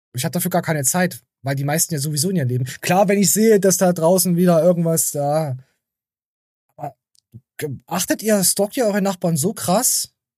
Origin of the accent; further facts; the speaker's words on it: Germany; bei uns in Deutschland